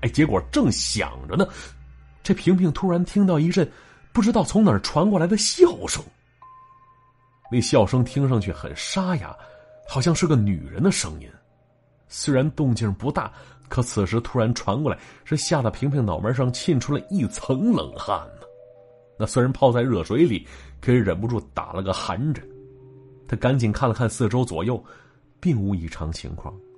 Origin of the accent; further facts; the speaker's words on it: Shenyang, Liaoning, China; 咱们东北，确切说，是我们辽宁。身为从小在神府一带长起来的男子汉啊